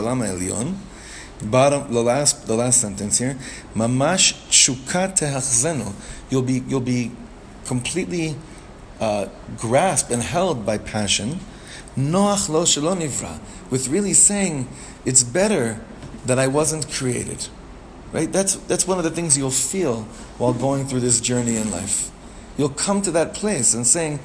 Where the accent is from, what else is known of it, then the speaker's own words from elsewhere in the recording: Ra'anana, Central District, Israel; We grew up together in Ranana